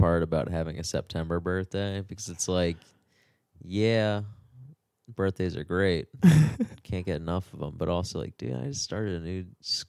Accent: Towson, Maryland, United States; born or raised there

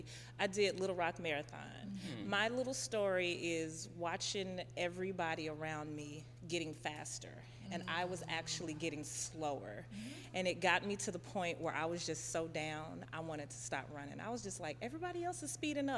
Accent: Batesville, Mississippi, United States; moved away; I am originally from Mississippi

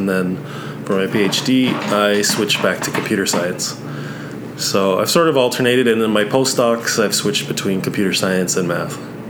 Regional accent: Barrie, Ontario, Canada; moved away; also born or lived in Victoria, British Columbia / Waterloo, Ontario; I grew up in Canada, near Toronto, a city called Barrie, Ontario.

